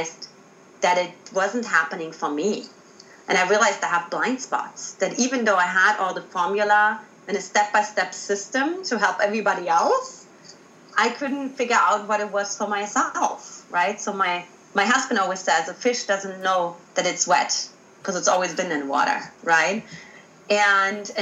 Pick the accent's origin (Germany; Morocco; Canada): Germany; accent: German; English is a second language; moved away as an adult; also born or lived in United States; I got myself out of Germany, in case you haven't identified my accent